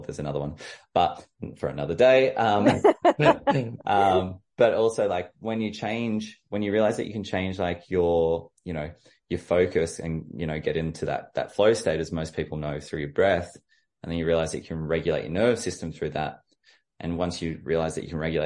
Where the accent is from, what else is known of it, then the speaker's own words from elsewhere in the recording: Orange, New South Wales, Australia; I'm from Orange